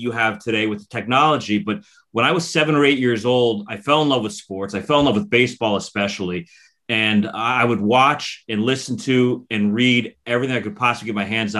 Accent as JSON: {"language": "English", "region": "South Florida", "country": "United States", "tie": "born or raised there", "said": "I had grown up in South Florida, and I grew up at a time before the Marlins even existed"}